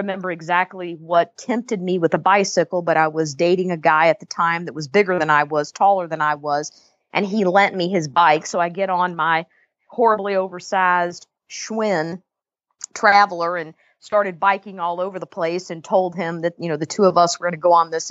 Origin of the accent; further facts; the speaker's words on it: Louisville, Kentucky, United States; moved away; also born or lived in Jacksonville, Florida / Northampton, Massachusetts; I grew up in Louisville, Kentucky